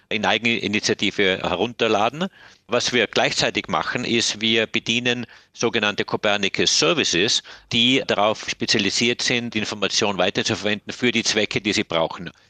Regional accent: Germany; Es ist richtig, ich bin in einem sehr idyllischen Bergdorf aufgewachsen in Deutschland, wahrscheinlich bestens bekannt durch den Bergdoktor.

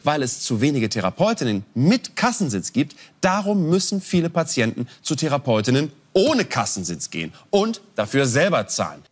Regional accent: Germany; Die sind sehr, sehr selten bei uns in Deutschland

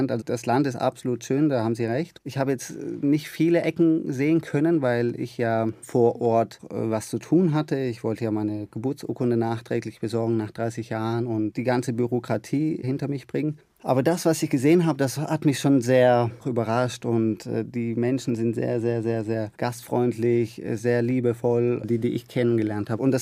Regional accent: Germany; Äh, also meine Heimat ist äh, Deutschland, ganz klar. Ich sehe mich auch als Deutschen

